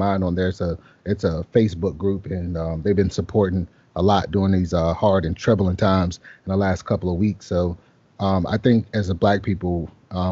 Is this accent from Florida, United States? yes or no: yes; Jacksonville, Florida, United States; moved away as an adult; also born or lived in San Antonio, Texas; I grew up in Jacksonville, Florida